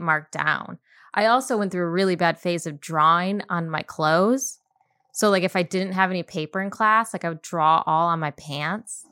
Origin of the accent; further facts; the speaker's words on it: Chelsea, Michigan, United States; moved away as an adult; also born or lived in Boston / Detroit; now in Los Angeles, United States; I'm at, right outside Ann Arbor, I'm from Chelsea, it's a small town.